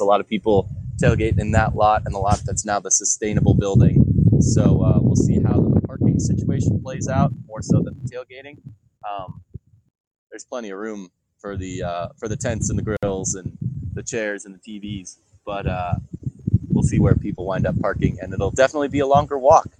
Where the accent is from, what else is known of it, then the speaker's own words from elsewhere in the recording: Chicago, Illinois, United States; moved away; a formerly Chicago boy